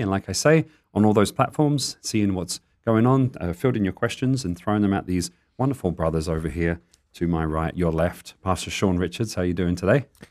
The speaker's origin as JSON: {"language": "English", "region": "England", "country": "United Kingdom", "accent": "English", "moved": "yes", "lives_now": "Tucson, United States", "said": "I sounded very English then."}